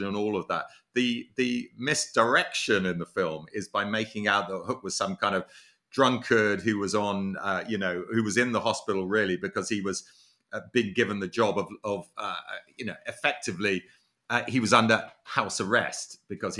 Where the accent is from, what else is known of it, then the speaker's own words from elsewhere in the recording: Monmouthshire, Wales, United Kingdom; I was actually born and brought up in Monmouthshire